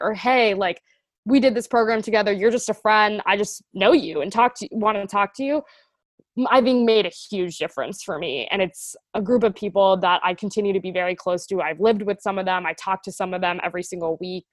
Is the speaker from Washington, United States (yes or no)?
no; Atlanta, Georgia, United States; moved away as an adult; also born or lived in Boston; I am originally from Atlanta, Georgia, uh, so Southern, born and raised